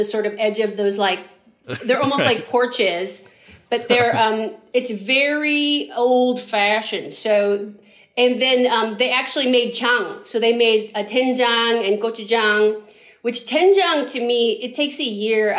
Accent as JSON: {"language": "English", "town": "San Francisco", "region": "California", "country": "United States", "tie": "born or raised there", "said": "we grew up in San Francisco"}